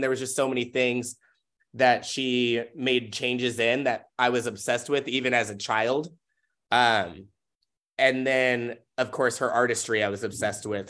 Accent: Tacoma, Washington, United States; also born or lived in Auburn, Washington; I was born and raised in Tacoma

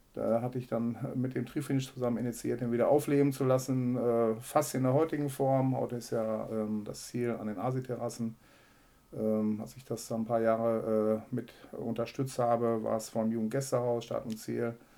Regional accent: Herzebrock-Clarholz, North Rhine-Westphalia, Germany; moved away as an adult; now in Münster, Germany; Ich bin äh, gebürtig aus Herzebrock-Klarholz

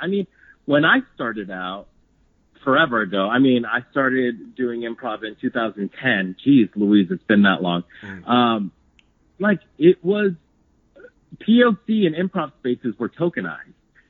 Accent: Palmira, Valle del Cauca, Colombia; I'm from Palmira, but Cali's like the closest city from where I live.

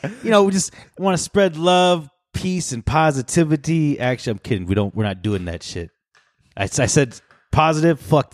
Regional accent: New Jersey, United States; I'm from Jersey.

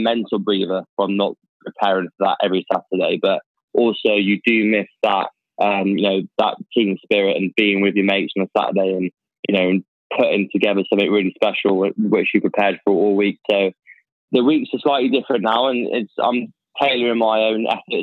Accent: Hereford, West Midlands, United Kingdom; moved away as an adult; also born or lived in Worcester; now in London, United Kingdom; I'm from Hereford, so West Midlands, born and bred.

